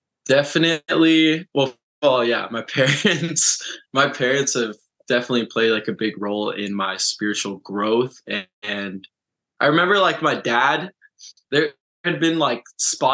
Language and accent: English; Orange County, Southern California, United States; I have always lived and I grew up in Southern California. That's Orange County